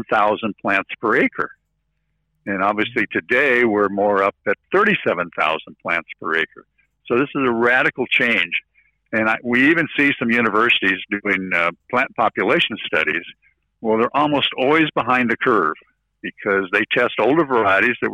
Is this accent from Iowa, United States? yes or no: yes; near Des Moines, Iowa, United States; from Iowa, near Des Moines